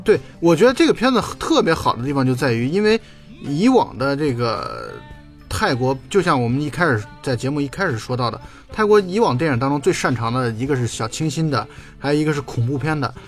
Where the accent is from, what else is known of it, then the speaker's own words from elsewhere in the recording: China; 我们中国人